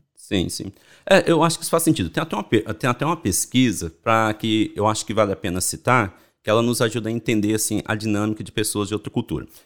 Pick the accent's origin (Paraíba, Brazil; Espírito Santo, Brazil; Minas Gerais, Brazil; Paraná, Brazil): Minas Gerais, Brazil; Belo Horizonte; moved away as an adult; also born or lived in São Paulo; eu sou de Belo Horizonte, né? Sou mineiro adoro pão de queijo